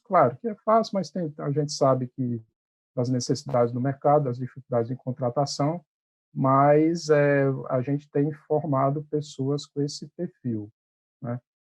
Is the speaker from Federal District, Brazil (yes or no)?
no; Ceará, Brazil; moved away as an adult; now in Recife, Brazil; sou cearense